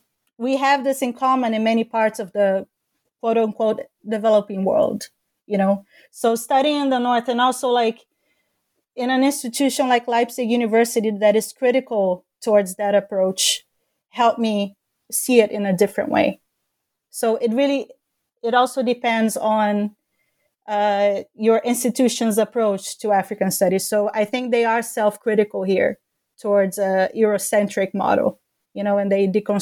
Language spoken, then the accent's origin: English; Brazil; now in global north; it took me moving to the global north to be more critical towards it, you know, because growing up in Brazil, we very much wanted to be as white as possible.